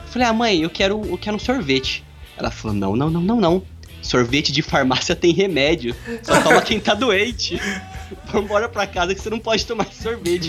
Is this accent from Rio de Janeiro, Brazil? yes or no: no; Bauru, São Paulo, Brazil; eu sou do interior. Eu sou do interior, sou de Bauru